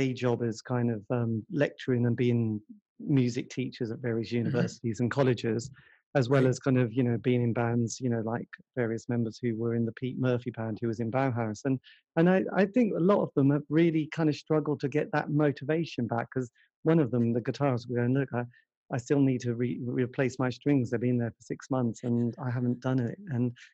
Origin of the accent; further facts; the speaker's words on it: England, United Kingdom; I'm English